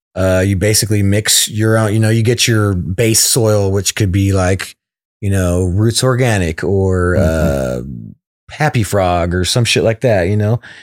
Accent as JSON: {"language": "English", "town": "West Sacramento", "region": "California", "country": "United States", "said": "I'm from West Sac, so it's it's only like 15 minutes away"}